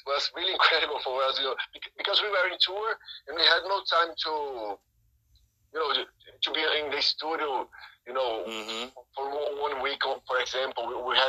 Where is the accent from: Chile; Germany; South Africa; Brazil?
Brazil; we're from Brazil.